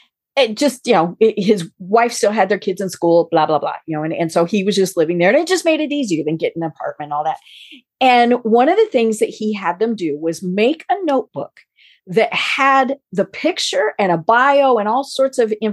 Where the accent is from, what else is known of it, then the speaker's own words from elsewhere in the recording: Colorado, United States; moved away; also born or lived in Atlanta; You know, I am from Colorado.